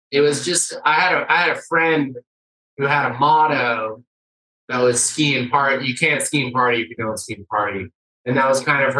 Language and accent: English; Salt Lake City, Utah, United States; Me and Naomi Downs are born and raised here